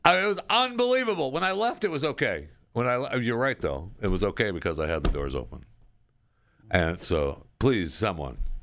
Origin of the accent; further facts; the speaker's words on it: Saginaw, Michigan, United States; when I was a kid growing up in the state of Michigan, this is where I grew up in Saginaw